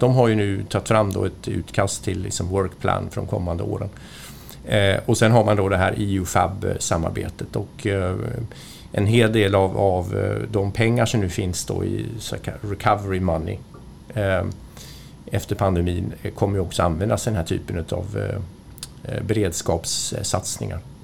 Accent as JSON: {"language": "Swedish", "country": "Sweden", "said": "Som svensk"}